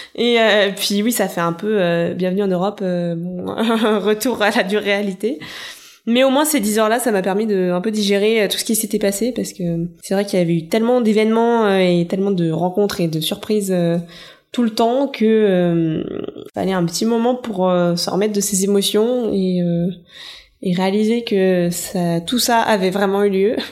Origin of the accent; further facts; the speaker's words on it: France; quand on est français